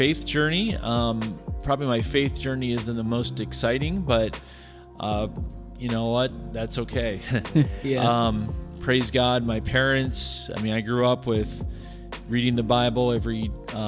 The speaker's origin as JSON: {"language": "English", "region": "Iowa", "country": "United States", "tie": "born or raised there", "also_born_or_lived": "Northern Michigan", "moved": "as an adult", "lives_now": "California, United States", "said": "I grew up in Iowa, grew up with my parents were both teachers as well"}